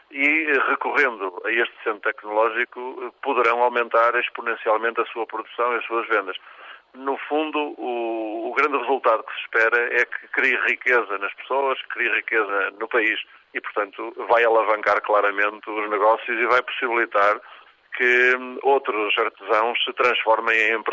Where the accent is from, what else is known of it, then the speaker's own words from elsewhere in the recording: Paredes, Norte, Portugal; Eu sou natural de Paredes. Paredes eh, é conhecido hoje como a Rota dos Móveis.